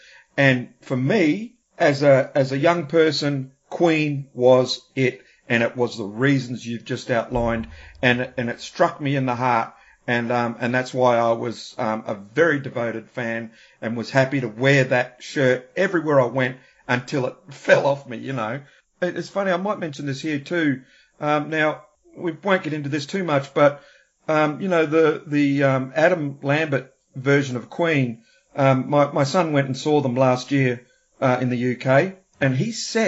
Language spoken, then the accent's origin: English; Australia; also born or lived in New Zealand; growing up in Australia and New Zealand in the 70s, and the 80s